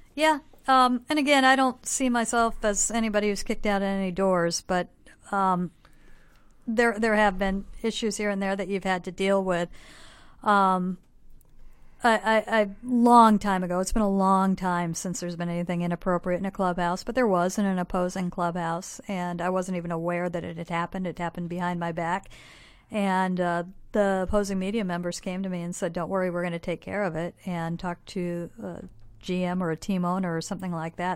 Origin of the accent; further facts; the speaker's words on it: Bloomington, Illinois, United States; moved away as an adult; now in Seattle, United States; I'm from Bloomington Normal